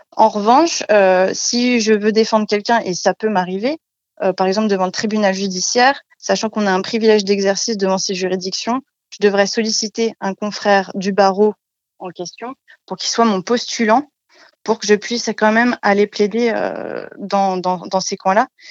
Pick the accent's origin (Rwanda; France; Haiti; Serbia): France; moved away as an adult; also born or lived in Strasbourg / Paris; now in Chalon-sur-Saône, France; Je suis née à, Lusie, enfin j'ai grandi à Lusy, un, village de 2000 habitants